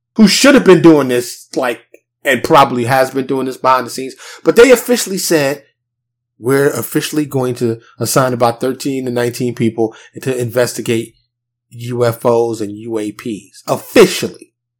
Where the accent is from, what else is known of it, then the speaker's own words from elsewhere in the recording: New York City, New York, United States; now in Dallas, United States; I'm from New York City, born and raised, but I now live in Dallas, a suburb of Dallas, Texas